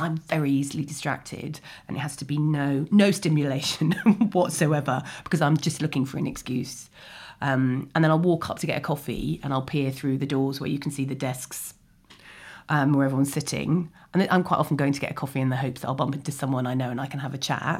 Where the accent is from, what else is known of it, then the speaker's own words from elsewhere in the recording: London, United Kingdom; also born or lived in Ealing; I grew up in Chiswick, well-known wilderness of, um, and then I went to school in Ealing.